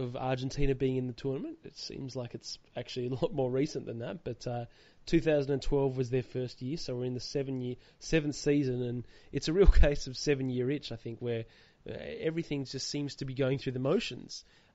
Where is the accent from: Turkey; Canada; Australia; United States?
Australia; as an Australian fan